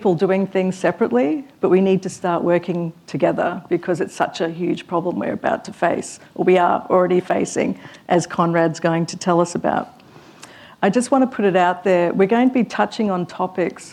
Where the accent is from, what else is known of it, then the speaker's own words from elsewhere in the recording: Queensland, Australia; as a Queenslander